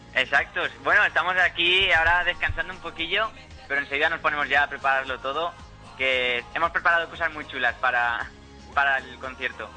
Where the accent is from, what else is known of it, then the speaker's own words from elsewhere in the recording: Valencia, Valencian Community, Spain; somos, somos de aquí, de Valencia